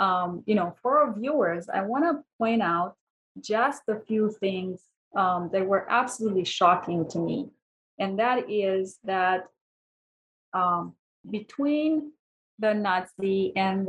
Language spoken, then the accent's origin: English; Romania; I am actually from Romania.